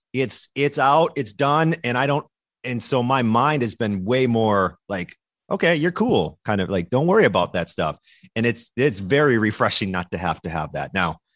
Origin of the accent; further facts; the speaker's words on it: Minnesota, United States; moved away; also born or lived in Wisconsin; i was born in Minnesota, raised in Minnesota.